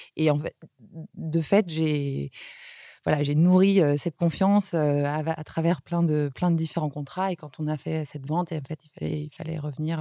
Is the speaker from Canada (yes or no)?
no; France; moved away as an adult; also born or lived in Beijing, China; en tant que Français